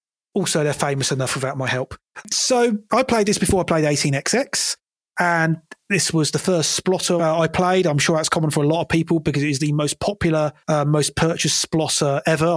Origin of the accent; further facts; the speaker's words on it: United Kingdom; my home country of the United Kingdom